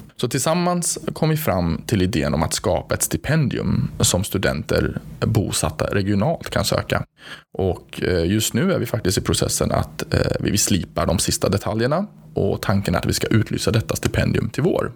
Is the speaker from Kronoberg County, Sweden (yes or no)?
no; Gothenburg, Västra Götaland, Sweden; accent: Gothenburg dialect; jag själv då är hemmahörande i Göteborg, som ni hör på min underbara dialekt